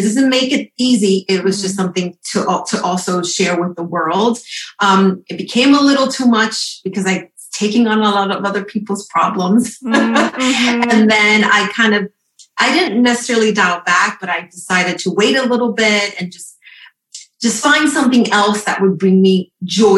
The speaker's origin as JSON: {"language": "English", "region": "New York", "country": "United States", "said": "I'm from New York."}